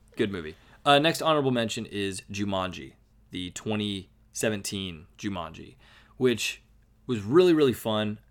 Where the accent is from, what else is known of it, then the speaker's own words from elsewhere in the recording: United States; we're American